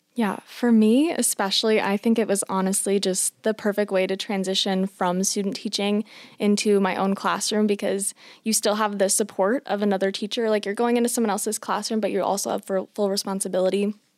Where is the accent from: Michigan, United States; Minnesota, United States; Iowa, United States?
Iowa, United States; Johnston; I'm originally from Johnston, Iowa, which is pretty close to Ankeny